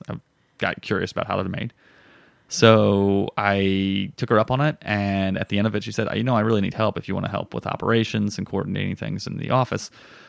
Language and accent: English; Florida, United States; also born or lived in Chicago / Colorado; now in Philadelphia, United States; South Florida.